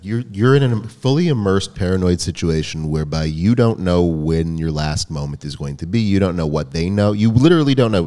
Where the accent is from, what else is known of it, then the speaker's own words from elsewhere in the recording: United States; growing up in America